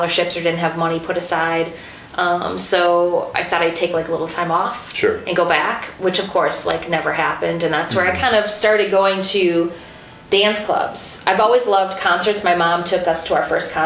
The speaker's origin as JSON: {"language": "English", "town": "Mukwonago", "region": "Wisconsin", "country": "United States", "tie": "born or raised there", "said": "I grew up in Maguanago"}